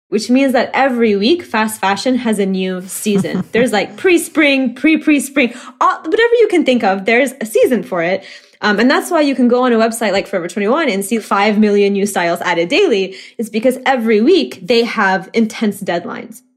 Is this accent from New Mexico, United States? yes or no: no; Oklahoma, United States; moved away as an adult; now in Chicago, United States; someone who was born and raised in Oklahoma